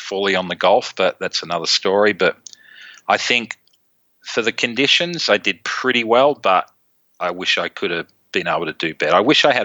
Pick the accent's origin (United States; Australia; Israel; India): Australia; Melbourne, Victoria; moved away; growing up in Melbourne